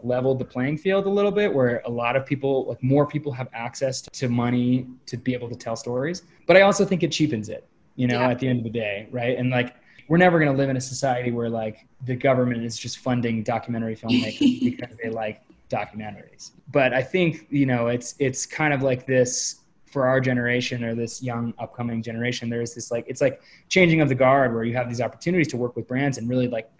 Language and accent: English; New Hampshire, United States; moved away; I grew up climbing in New Hampshire